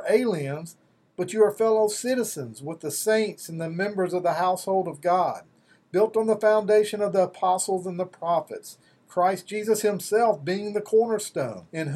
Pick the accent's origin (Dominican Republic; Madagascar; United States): United States; Mississippi; I grew up in Mississippi